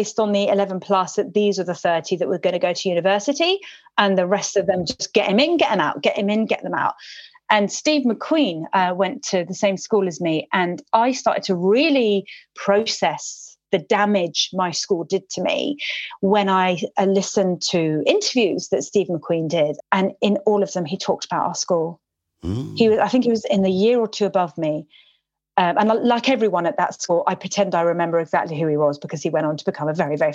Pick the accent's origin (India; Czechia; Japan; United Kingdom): United Kingdom; London; English is a second language; I went to a school called Montpelier in Ealing, my primary school